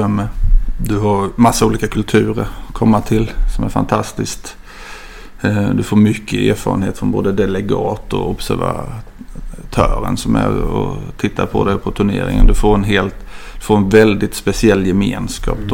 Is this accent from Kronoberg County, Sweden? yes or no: yes; Ljungby, Kronoberg County, Sweden; moved away as an adult; also born or lived in Växjö; now in Tumba, Sweden; Jag kommer inte lika långt ner som till Skåne men väl till Småland. Så jag är mm. född och uppvuxen i Ljungby